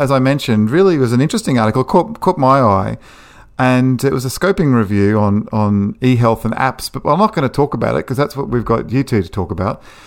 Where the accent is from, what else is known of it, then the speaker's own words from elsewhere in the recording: Australia; Being Australian, my English is terrible